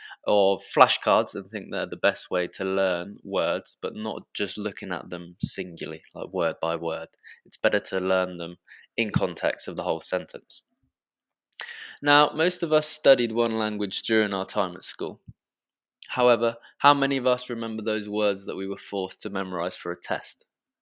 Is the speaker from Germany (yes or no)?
no; England, United Kingdom; accent: British; I should add that as I am from England and not the USA, I shall be teaching you British English, and I'm sure many of you have already noticed my British accent already